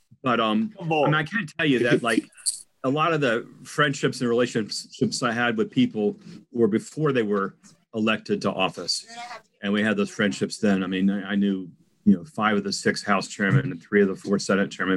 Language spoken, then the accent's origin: English; Bowie, Maryland, United States; I ran for mayor of Bowie because it's my hometown